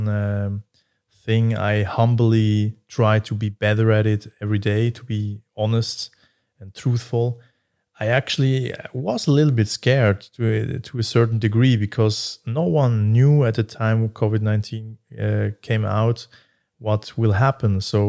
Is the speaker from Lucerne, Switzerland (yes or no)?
no; Basel, Basel-Stadt, Switzerland; But yeah, I'm actually more from Basel, I would say.